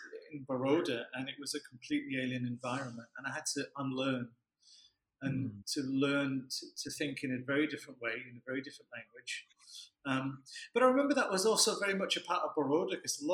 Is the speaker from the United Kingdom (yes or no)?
yes; Leeds, Yorkshire and the Humber, United Kingdom; moved away as an adult; I grew up in Leeds